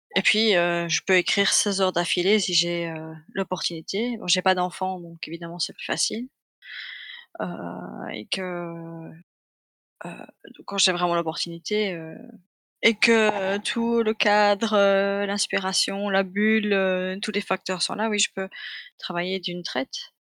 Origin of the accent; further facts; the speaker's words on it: Belgium; je suis belge